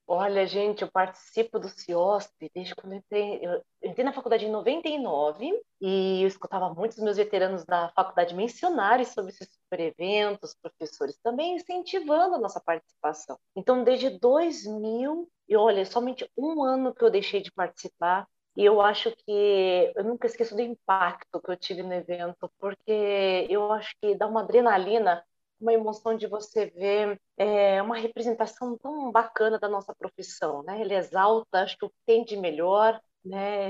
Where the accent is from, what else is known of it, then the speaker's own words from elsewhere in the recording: São Paulo, Brazil; Eu já nasci em São Paulo, moro em São Paulo, então mesmo assim, mesmo morando no interior hoje